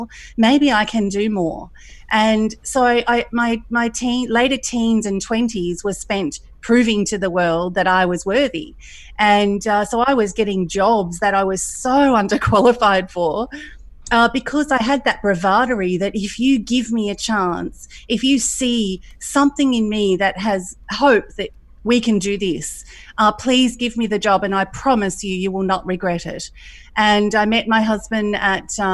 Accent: country Victoria, Australia; also born or lived in Thailand / Middle East / Queensland; I was growing up in a country environment in Australia

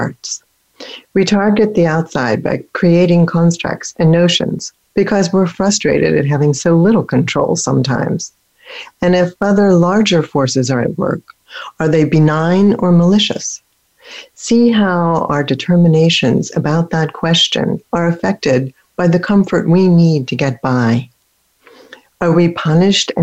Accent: Philadelphia, Pennsylvania, United States; also born or lived in Germany; where I grew up in Philadelphia

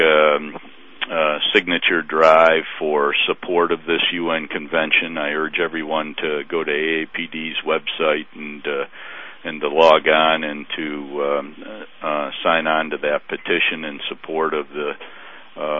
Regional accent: United States; as an American and one who has fought for his country

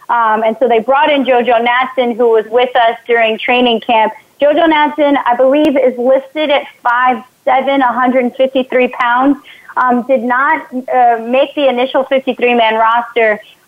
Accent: New York City, New York, United States; also born or lived in Syracuse, New York; Yeah, so I grew up in the Bronx

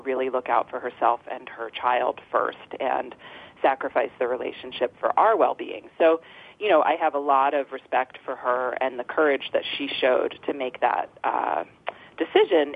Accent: Freedom, Maine, United States; also born or lived in Boston; I was um, born in Freedom um, at home in this farmhouse in 1976

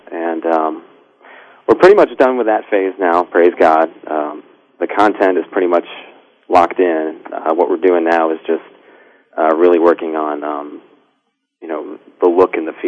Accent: Richmond, Virginia, United States; also born or lived in Pittsburgh, Pennsylvania; I was born in Pittsburgh, but my family moved to Richmond when I was about 5 years old

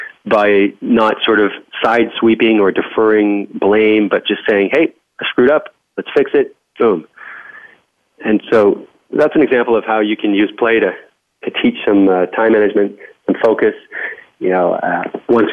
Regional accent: Canada; accent: Canadian; I'll put the Canadian back on

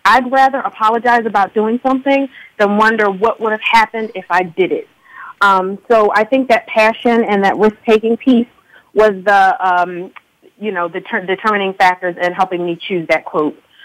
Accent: Philadelphia, Pennsylvania, United States; also born or lived in Upper Dublin, Pennsylvania; I'm calling from Pennsylvania right now. I'm in Upper Dublin, but I was born and raised in Philadelphia

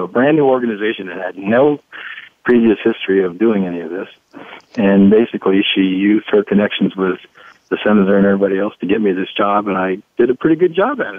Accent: Dayton, Ohio, United States; I grew up in Dayton, Ohio

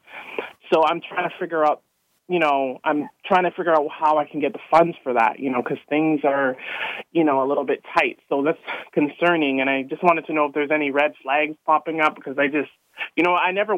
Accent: Canada; now in United States; I'm actually originally from Canada, but I'm here in the U.S. and I'm living here.

